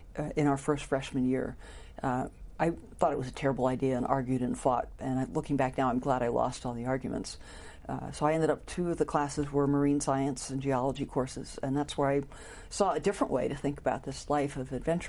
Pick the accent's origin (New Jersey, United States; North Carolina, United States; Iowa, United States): New Jersey, United States; Paterson; moved away; also born or lived in Norway / Santa Cruz, California / Houston, Texas / Washington, D.C.; I was born in Paterson, New Jersey, the northeast corner of New Jersey